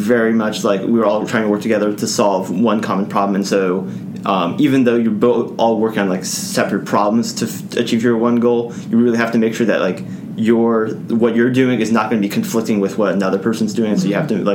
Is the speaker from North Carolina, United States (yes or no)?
yes; Raleigh, North Carolina, United States; I'm from Raleigh, I was able to live at home